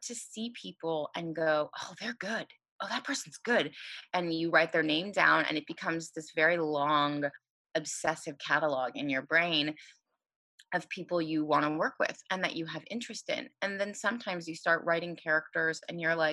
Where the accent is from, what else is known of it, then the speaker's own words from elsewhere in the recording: Los Angeles, California, United States; I'm from Los Angeles and I moved back to Los Angeles